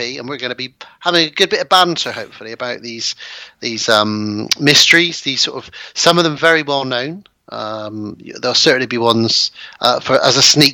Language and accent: English; Bristol, South West England, United Kingdom; my hometown of Bristol